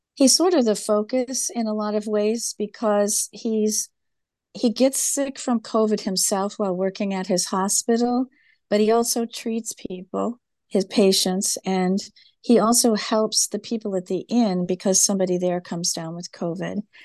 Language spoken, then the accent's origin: English; Farmington Hills, Michigan, United States; she and I grew up together in Farmington Hills